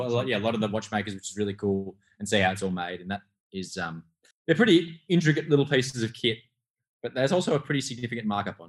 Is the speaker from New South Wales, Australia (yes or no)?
no; Melbourne, Victoria, Australia; now in Sydney, Australia; I'm from Melbourne originally